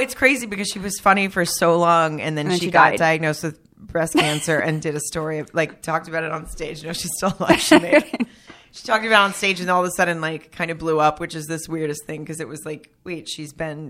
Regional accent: Germany; born there; Well, I was born in Germany, but I'm really – actually, my dad's Italian. So I was only born there.

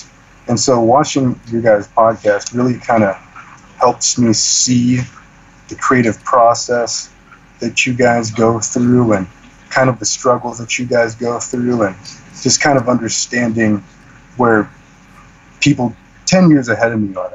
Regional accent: Long Beach, California, United States; moved away as an adult; also born or lived in Camp Pendleton, California / Afghanistan; I grew up in Long Beach

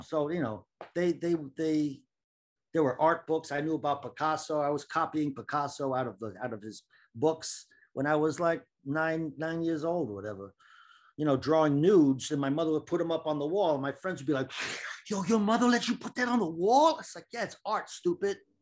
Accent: Cambridge, Massachusetts, United States; moved away as an adult; also born or lived in Washington, D.C. / New York; I was born in Washington, D C, but I grew up in Boston, in Cambridge, Massachusetts.

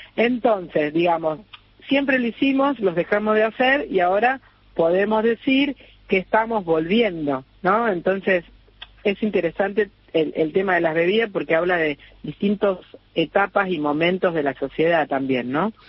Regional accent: Rosario, Santa Fe, Argentina; moved away as an adult; also born or lived in Barcelona, Spain / Ibiza, Spain / Formentera, Spain; Yo, bueno, nací en Rosario, estudié diseño

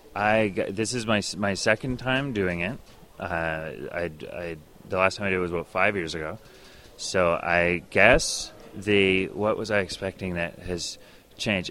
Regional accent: Northwest Territories, Canada; I lived in the Northwest Territories for a while growing up

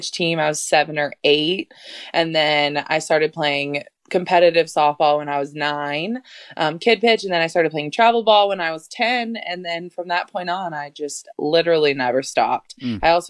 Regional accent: Arizona, United States; I was from Arizona

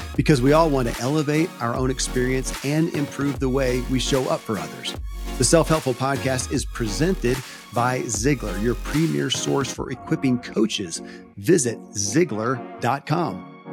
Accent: Kentucky, United States; I grew up in Kentucky

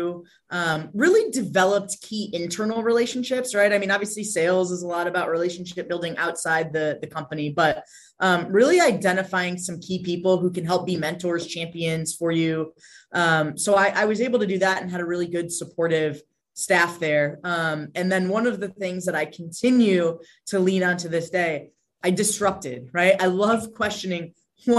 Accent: Connecticut, United States; moved away as an adult; work in my hometown, have my family

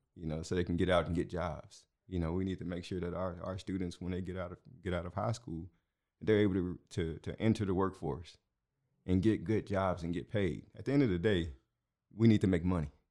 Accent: Houston, Texas, United States; moved away as an adult; also born or lived in Aldine, Texas; now in Waco, United States; I'm from Houston originally.

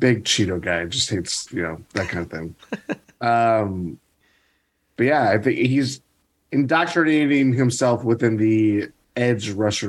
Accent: Chicago, Illinois, United States; I grew up in Chicago, and I was always a hockey kid, so I was a Blackhawks fan.

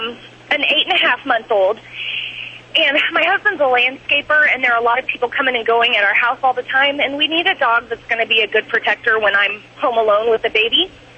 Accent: Edmond, Oklahoma, United States; now in St. Louis, United States; Well, I'm in St. Louis, but I'm from Edmond, Oklahoma.

